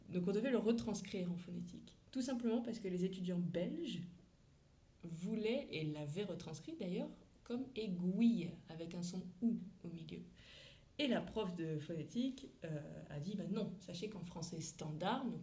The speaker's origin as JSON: {"language": "French", "country": "France", "accent": "French", "said": "j'ai fait de la phonétique pendant longtemps, moi, pour euh, perdre euh, mon accent français."}